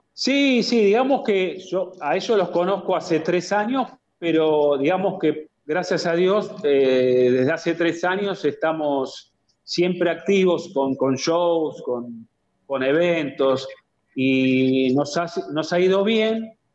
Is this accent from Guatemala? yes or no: no; Buenos Aires, Argentina; yo soy aquí de Buenos Aires, de Capital Federal